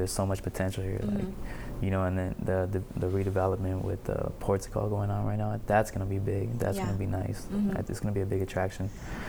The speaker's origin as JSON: {"language": "English", "town": "San Pedro", "region": "California", "country": "United States", "tie": "born or raised there", "said": "I'm still in Pedro all the time. I'm always out here."}